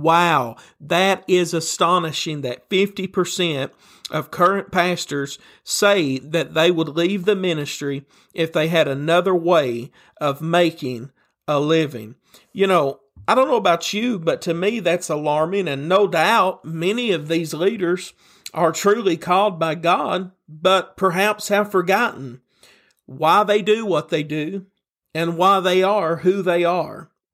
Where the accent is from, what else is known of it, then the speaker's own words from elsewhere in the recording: Tennessee, United States; a preacher from Tennessee, and you can probably tell that by my accent that you're hearing right now